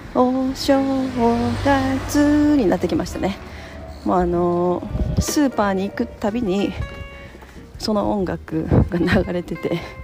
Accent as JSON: {"language": "Japanese", "country": "Japan", "tie": "born or raised there", "said": "自分は日本で生まれて、まあ、ほとんどの期間を日本で過ごしてるで日本の保育園に通って日本の小学校に通って"}